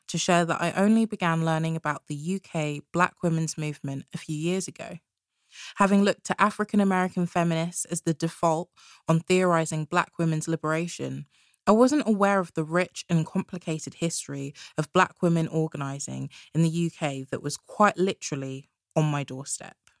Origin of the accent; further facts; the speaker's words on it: London, United Kingdom; Born and raised in London and having lived in South London for the last three years